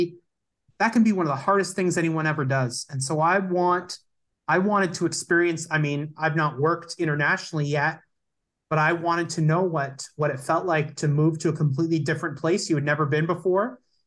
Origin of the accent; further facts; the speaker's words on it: Hamilton, Ontario, Canada; born there; also born or lived in Kitchener / St. John's; I was born in Hamilton, but we moved very quickly after that to Kitchener.